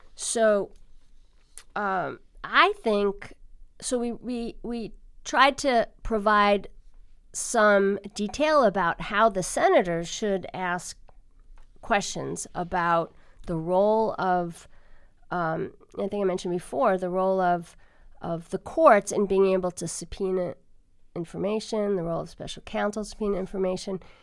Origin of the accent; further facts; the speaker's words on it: Long Island, New York, United States; moved away; I'm from New York, in New York, on Long Island, Levittown, where my, my relatives lived